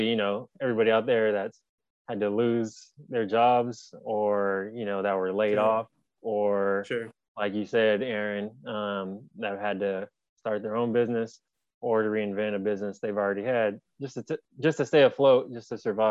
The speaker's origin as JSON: {"language": "English", "town": "San Jose", "region": "California", "country": "United States", "tie": "born or raised there", "said": "I'm actually from San Jose, California. So Northern California, Bay Area. That's where I was born and raised, currently reside."}